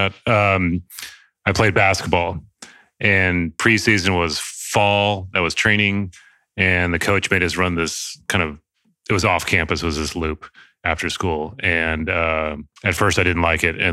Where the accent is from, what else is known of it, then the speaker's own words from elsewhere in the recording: Solvang, California, United States; now in San Francisco, United States; I grew up in Solvang, which is San Ynez Valley near Santa Barbara